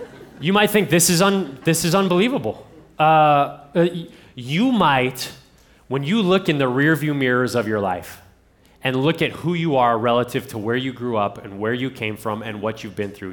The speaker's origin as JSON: {"language": "English", "region": "Ohio", "country": "United States", "said": "I'm from Ohio"}